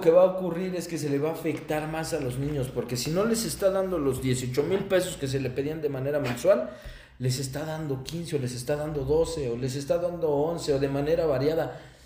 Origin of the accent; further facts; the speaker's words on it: Mexico; also born or lived in Toluca, State of Mexico; mi país